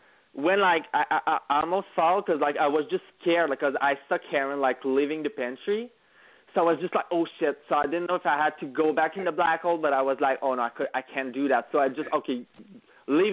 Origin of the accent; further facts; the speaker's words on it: Quebec, Canada; English is a second language; we are both from Quebec, both speak French